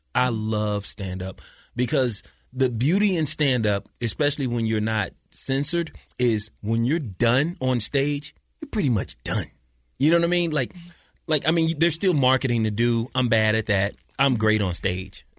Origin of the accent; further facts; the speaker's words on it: St. Louis, Missouri, United States; moved away as an adult; also born or lived in California; now in Utah, United States; I'm from Saint Louis, Missouri